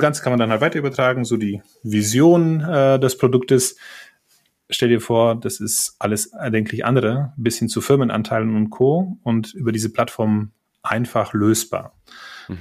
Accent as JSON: {"language": "German", "country": "Poland", "second_language": "German", "moved": "as an adult", "lives_now": "Germany", "said": "wie man unschwer an meinen äh, Nachnamen und äh, vielleicht hier und dort an meinem Akzent erkennen kann, komme ich ursprünglich aus Polen"}